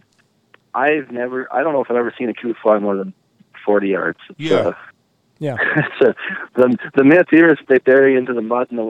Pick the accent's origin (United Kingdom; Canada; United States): Canada; Drake, Saskatchewan; I grew up in a little town called Drake, which is also just west of Quills.